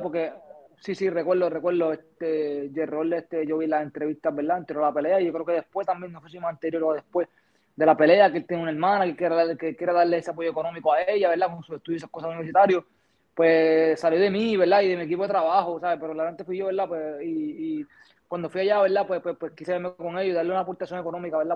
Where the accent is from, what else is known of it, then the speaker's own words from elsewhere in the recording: Puerto Rico; De donde yo vengo, de donde yo me crié